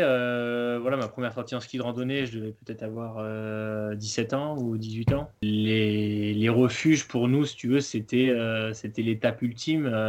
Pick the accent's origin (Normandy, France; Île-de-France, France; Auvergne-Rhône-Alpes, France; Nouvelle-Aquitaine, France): Auvergne-Rhône-Alpes, France; Chambéry; j'ai grandi vers Chambéry